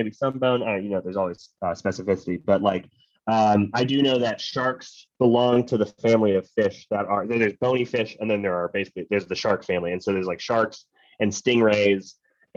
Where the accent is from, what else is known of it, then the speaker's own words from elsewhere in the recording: Pennsylvania, United States; I grew up in Pennsylvania, which is like basically 90% of the state is just a forest